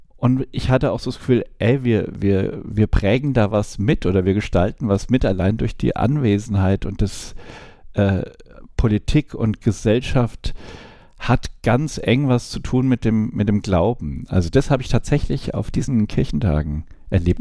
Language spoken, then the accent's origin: German; Hammelburg, Bavaria, Germany; ich komme aus Hammelburg, Kleinstadt, älteste Weinstadt in Franken